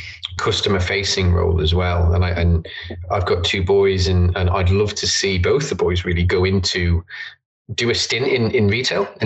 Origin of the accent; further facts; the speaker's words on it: Isle of Man; Born and bred in the Isle of Man, grew up here.